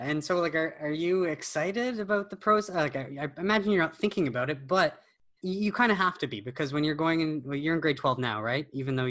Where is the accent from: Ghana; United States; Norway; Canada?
Canada; well, and we're Canadian, right?